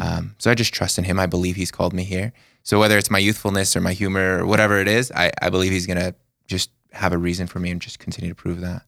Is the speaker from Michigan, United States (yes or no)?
no; Las Vegas, Nevada, United States; moved away; I was born and raised in Las Vegas, Nevada